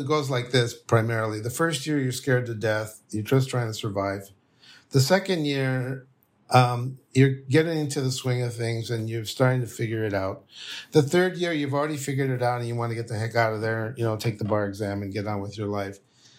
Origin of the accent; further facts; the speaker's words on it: El Paso, Texas, United States; born there; And I was born in El Paso, but I had never been east of El Paso in Texas.